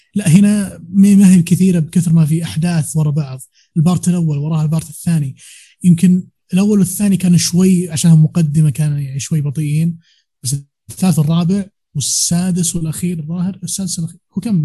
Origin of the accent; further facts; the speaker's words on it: Riyadh, Riyadh Province, Saudi Arabia; عندنا في الرياض